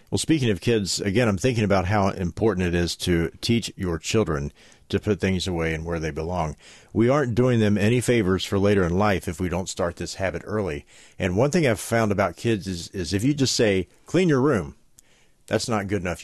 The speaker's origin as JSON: {"language": "English", "region": "West Virginia", "country": "United States", "said": "as we say in West Virginia"}